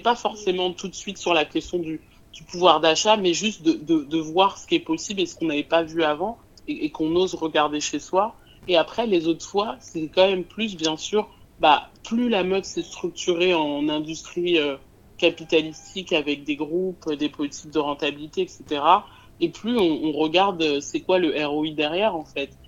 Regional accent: France; moi j'habite en France et j'ai grandi en France

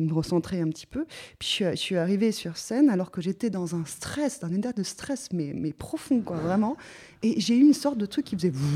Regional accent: Geneva, Switzerland; je viens de Suisse, donc à, à Genève

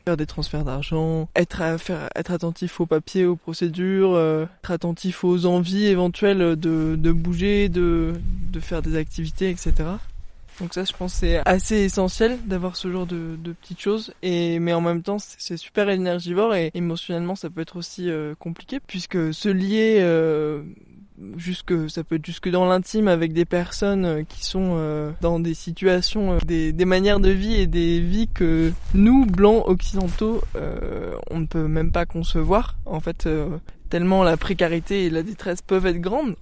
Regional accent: Briançon, Provence-Alpes-Côte d'Azur, France; J'ai grandi à Briançon

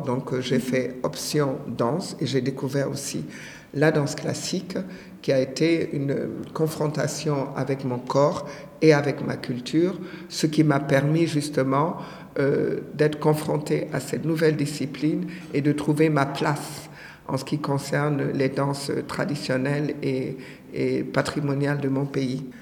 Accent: Senegal; also born or lived in Benin; je suis née au Bénin, j'ai grandi au Sénégal

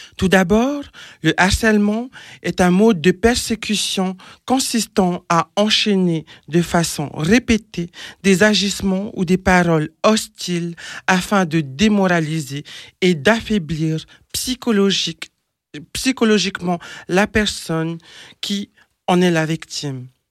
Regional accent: French Polynesia; moved away; je suis originaire de Tahiti, en Polynésie française

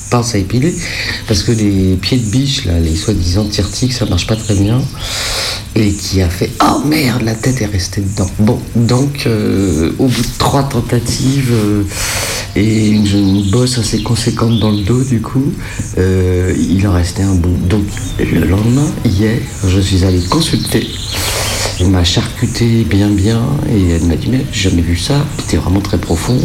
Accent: Paris, Île-de-France, France; je suis parisienne

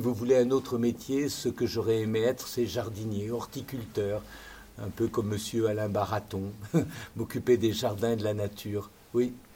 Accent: Lyon, Auvergne-Rhône-Alpes, France; je suis né euh, là, à Lyon, sur les rives du Rhône

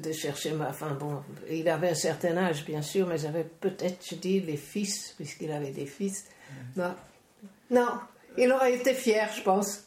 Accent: Netherlands; moved away; chez nous, en Hollande

